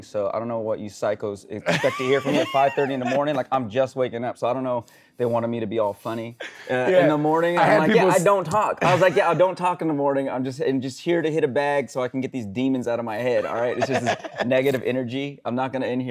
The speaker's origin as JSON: {"language": "English", "town": "Sacramento", "region": "California", "country": "United States", "tie": "born or raised there", "said": "Sacramento. Went to Natomas High School"}